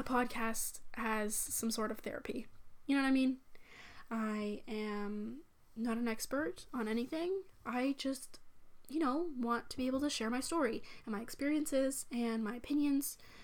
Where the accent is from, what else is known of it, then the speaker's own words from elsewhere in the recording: Canada; I'm from Canada